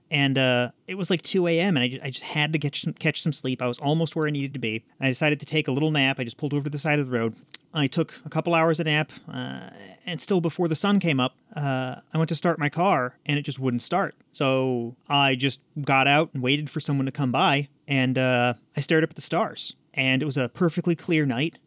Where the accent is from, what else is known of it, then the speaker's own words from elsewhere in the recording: United States; I'm an American.